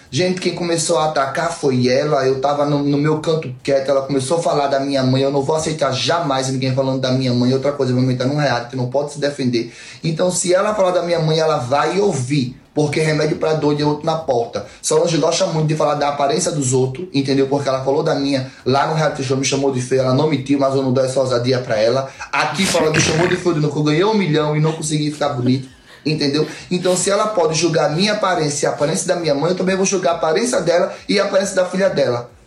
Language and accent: Portuguese; Northeast Region, Brazil; já gravamos aqui a tela você imitando o sotaque da minha mãe, xenofóbica, imitando porque nós somos nordestino, entendeu?